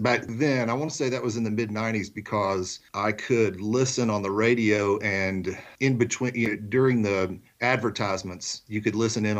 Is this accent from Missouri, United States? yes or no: no; Magnolia, Arkansas, United States; accent: Southern; also born or lived in Camden, Arkansas; I was born in a town called Camden, Arkansas, in South Arkansas, and grew up in a little town called Magnolia. I don't, got a little bit of a Southern accent, but it's because I grew up in a little town called Magnolia, Arkansas